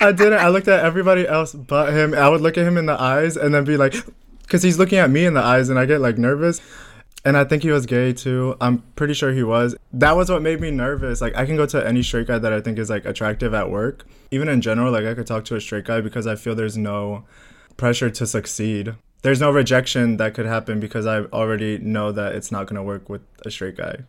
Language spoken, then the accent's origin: English; Bulgaria; now in United States; I'm from Bulgaria